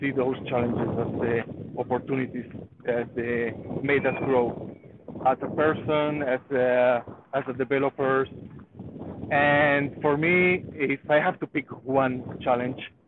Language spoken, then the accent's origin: English; Spain; moved away as an adult; now in Israel; I'm from Spain, and I actually live in Israel. I've been living here in Israel for 9 years